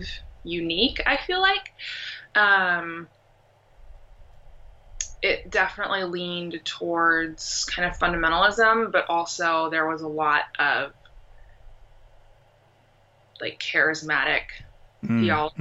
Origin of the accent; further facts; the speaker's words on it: Portland, Oregon, United States; I grew up here in Portland, Oregon, where I live now